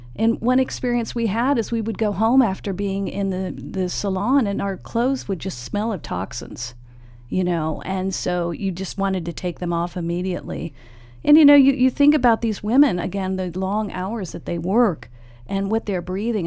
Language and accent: English; San Francisco, California, United States; We're both from San Francisco